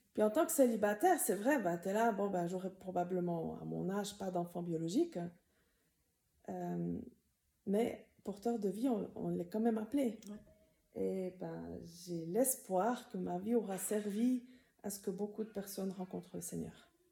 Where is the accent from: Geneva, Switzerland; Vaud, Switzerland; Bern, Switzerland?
Bern, Switzerland; Tavannes; moved away as an adult; J'ai grandi à Tavannes. J'ai grandi dans la communauté de Moron